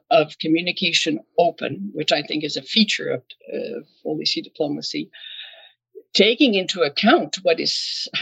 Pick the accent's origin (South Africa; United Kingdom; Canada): Canada; Quebec City, Quebec; first language French; English is a second language; I'm a Canadian diplomat born in Quebec City. Je suis francophone de Québec